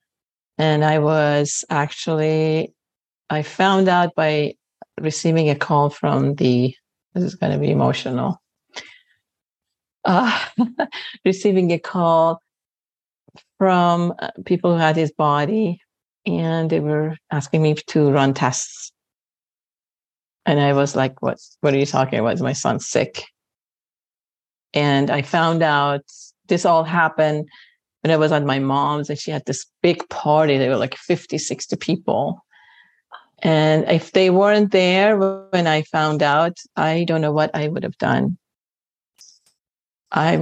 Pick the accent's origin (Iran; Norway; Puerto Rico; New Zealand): Iran; Tehran, Tehran Province; moved away as an adult; also born or lived in Middletown, New York / Northridge, California; now in California, United States; I was born in Tehran, Iran. I met my first husband, Roy's father, when I was 20 years old, and we got married and we moved to the United States